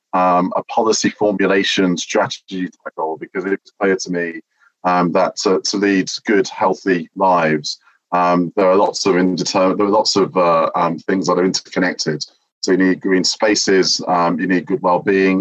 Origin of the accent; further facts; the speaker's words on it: Dudley, West Midlands, United Kingdom; moved away; when I was growing up in Dudley. I'm from the Midlands originally